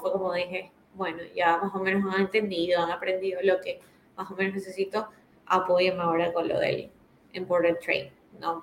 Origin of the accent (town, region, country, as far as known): Ecuador